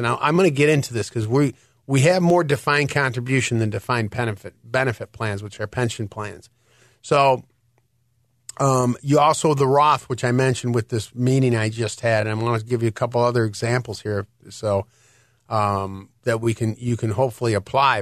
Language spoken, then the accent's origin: English; Detroit, Michigan, United States; now in Illinois, United States; I am from Detroit